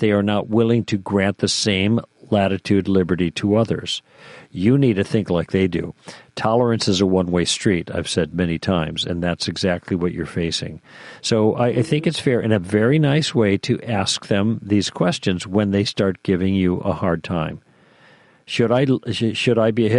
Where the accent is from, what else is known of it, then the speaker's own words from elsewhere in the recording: Chicago, Illinois, United States; moved away as an adult; also born or lived in Michigan; now in California, United States; I grew up in Chicago